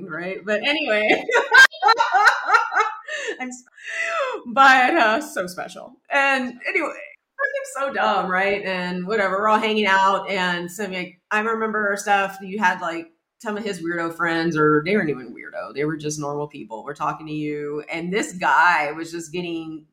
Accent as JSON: {"language": "English", "region": "Texas", "country": "United States", "tie": "born or raised there", "moved": "as an adult", "lives_now": "New York, United States", "said": "That's how we grew up. You know, we're from Texas"}